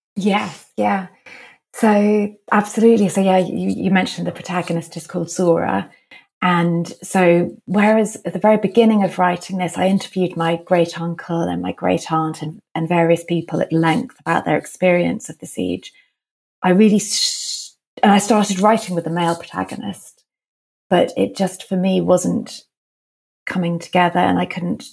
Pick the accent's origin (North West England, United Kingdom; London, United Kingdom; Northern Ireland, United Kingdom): London, United Kingdom; I grew up in London